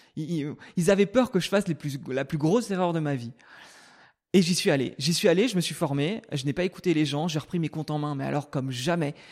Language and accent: French; Brittany, France; moved away; je suis né en Bretagne, au milieu des champs.